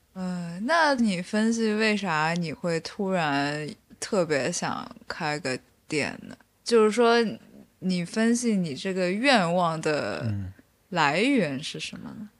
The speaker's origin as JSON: {"language": "Chinese", "region": "Beijing", "country": "China", "tie": "born or raised there", "said": "我是本身是在北京长大的"}